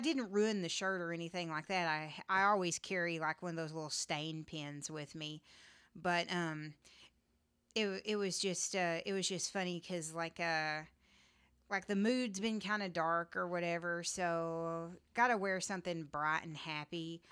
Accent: Texas, United States; I'm a Texan

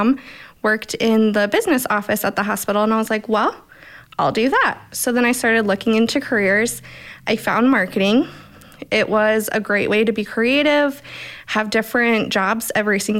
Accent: Coldwater, Michigan, United States; now in Fort Wayne, United States; Southern Michigan. So Coldwater, Michigan, right up 69

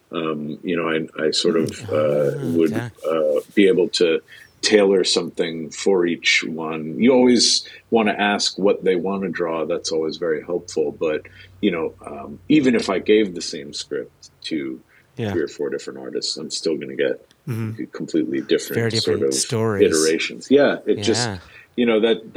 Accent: New Jersey, United States; moved away as an adult; also born or lived in New York / Boston; raised in Jersey

